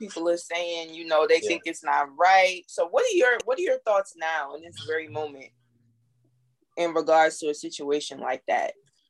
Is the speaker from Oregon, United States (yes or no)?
no; New Jersey, United States; So I'm actually from Jersey, but you know, I'm back and forth between Jersey and New York.